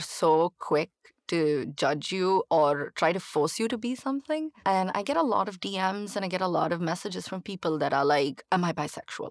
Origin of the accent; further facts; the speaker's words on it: Chennai, Tamil Nadu, India; moved away as an adult; now in United States; growing up in India, especially in Chennai